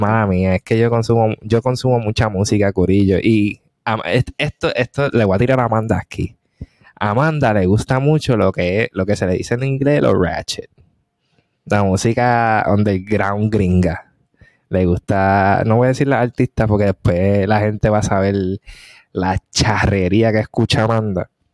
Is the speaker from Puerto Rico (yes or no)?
yes; Puerto Rico; moved away; also born or lived in Korea / United States; mi pueblo, la Junta, es que todavía se hace lo de la puertorriqueñidad